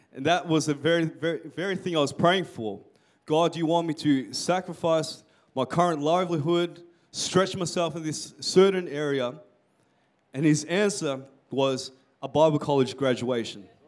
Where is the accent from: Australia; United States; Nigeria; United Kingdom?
Australia; Melbourne, Victoria; I'm from um, Melbourne